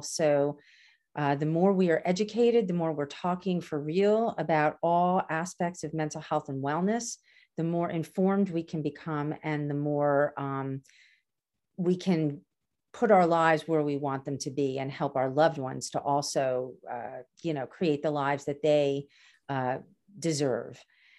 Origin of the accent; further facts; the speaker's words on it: Canarsie, New York, United States; from Canarsie and I talk fast